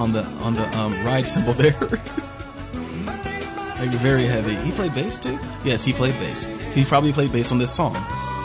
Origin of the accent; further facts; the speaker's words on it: Columbus, Ohio, United States; growing up in Columbus